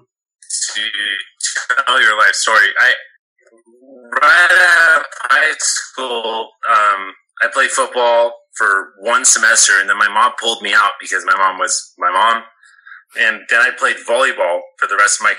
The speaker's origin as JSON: {"language": "English", "town": "Ventura", "region": "California", "country": "United States", "said": "I'm from Ventura, California"}